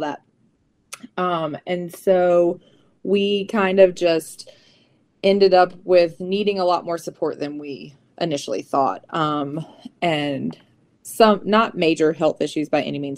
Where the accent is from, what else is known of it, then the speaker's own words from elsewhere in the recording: Waxhaw, North Carolina, United States; moved away as an adult; also born or lived in Sylva, North Carolina / Charlotte, North Carolina; I grew up outside of Charlotte in a very small town called Waxhaw.